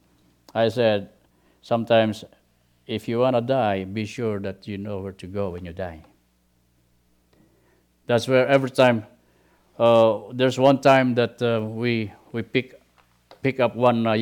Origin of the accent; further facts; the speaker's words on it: Philippines; moved away as an adult; we started the ministry in the Philippines, especially in my hometown